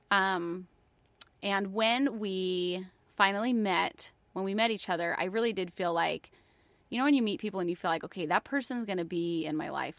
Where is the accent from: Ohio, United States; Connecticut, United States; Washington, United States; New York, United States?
New York, United States; moved away as an adult; also born or lived in Florida; I'm from New York. I was in college in New York